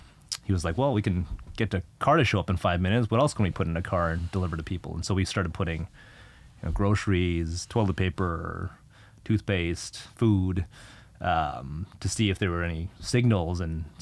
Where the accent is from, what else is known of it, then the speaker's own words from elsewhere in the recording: Canada; you're Canadian, I'm Canadian. We should have kids. We should have those kids in Canada. And we moved back to Canada.